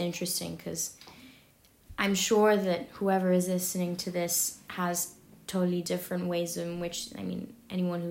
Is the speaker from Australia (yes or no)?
no; London, United Kingdom; moved away; growing up in London